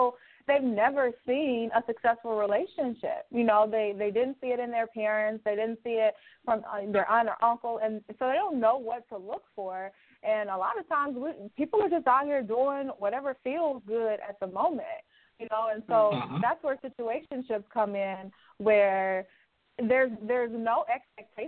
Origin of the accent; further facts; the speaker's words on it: Alabama, United States; moved away as an adult; also born or lived in Louisiana; now in Chicago, United States; I'm originally from Alabama, born and raised